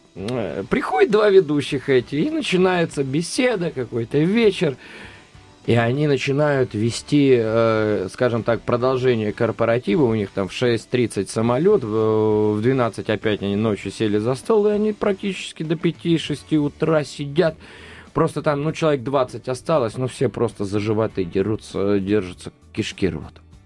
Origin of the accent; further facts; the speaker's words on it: Voronezh, Voronezh Oblast, Russia; если брать черноземный край, вот я из Воронежа